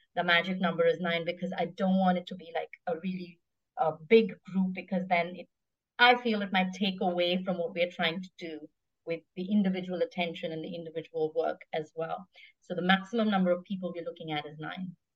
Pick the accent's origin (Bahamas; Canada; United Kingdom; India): India; South India; now in Singapore; I'm Indian, so I can help with a little bit of that, a South Indian